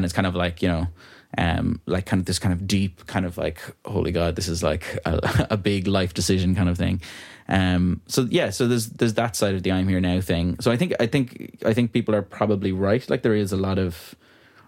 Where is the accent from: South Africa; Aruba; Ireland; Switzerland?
Ireland; Ballyvaughan, Connacht; moved away as an adult; It's my hometown that I grew up in.